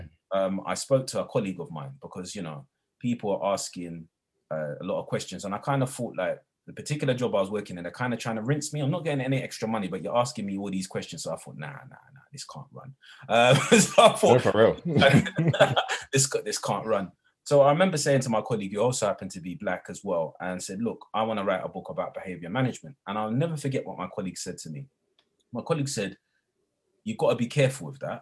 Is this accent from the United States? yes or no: no; London, United Kingdom; I'm from London, I'm a Londoner. And I wasn't born with a silver spoon in my mouth. I was raised in not the greatest of towns on the outskirts of East London